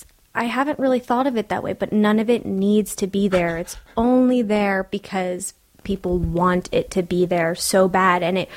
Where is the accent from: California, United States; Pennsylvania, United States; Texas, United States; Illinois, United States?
California, United States; I'm from California.